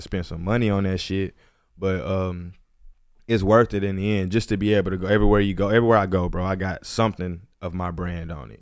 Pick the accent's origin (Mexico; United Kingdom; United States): United States; Houston, Texas; moved away as an adult; now in Los Angeles, United States; I'm from Houston, Texas. I've been out here in L A for four years